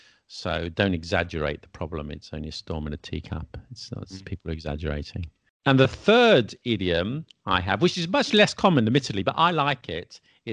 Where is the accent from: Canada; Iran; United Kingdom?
United Kingdom; England; So am I. in spite of what people say, I'm English.